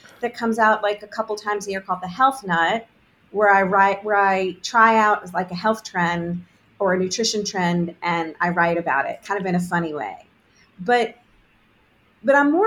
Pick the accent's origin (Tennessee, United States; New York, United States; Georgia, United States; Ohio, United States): Georgia, United States; Augusta; I grew up in Augusta, Georgia